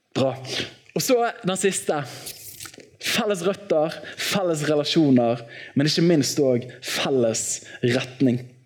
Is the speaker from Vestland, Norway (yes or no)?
yes; Bergen, Vestland, Norway; i Åsane frikirke, der jeg vokste opp